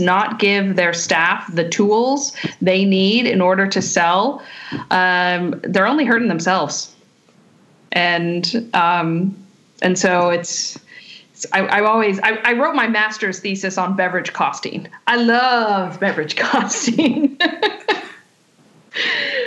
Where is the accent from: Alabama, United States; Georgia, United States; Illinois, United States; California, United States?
California, United States; Contra Costa County; moved away as an adult; also born or lived in New York; I'm from Contra Costa County. They actually found over 100-year-old Zinfandel vines less than a mile from my high school